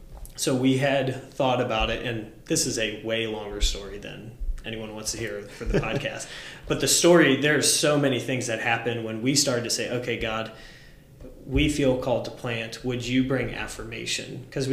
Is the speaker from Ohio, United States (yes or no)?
yes; Mogadore, Ohio, United States; I grew up in Mogador. It's kind of connected. It's a couple yeah. miles outside of there.